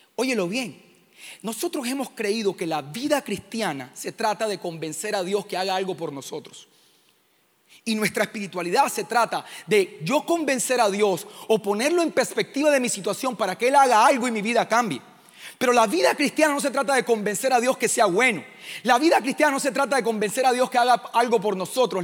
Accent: Caribbean coast, Colombia; vengo de Colombia, de una comunidad que se llama Living Room. Estamos en la costa de Colombia

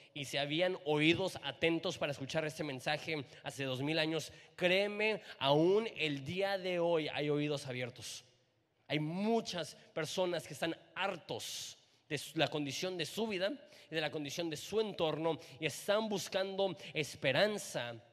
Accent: Mexico; nuestra cultura como mexicanos

